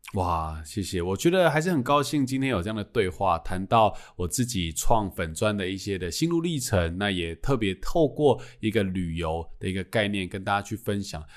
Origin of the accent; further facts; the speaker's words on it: Changhua County, Taiwan; now in Taipei, Taiwan; 我老家在彰化，我从台北回彰化还快